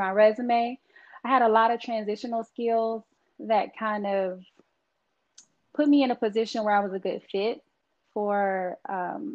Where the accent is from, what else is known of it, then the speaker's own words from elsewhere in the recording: Texas, United States; I'm from Texas, so I love some sweet tea